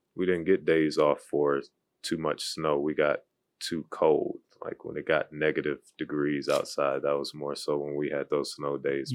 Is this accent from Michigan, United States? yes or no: no; Cleveland, Ohio, United States; moved away as an adult; now in Charlotte, United States; originally from Cleveland, Ohio. So went to high school there, grew up there, played basketball there.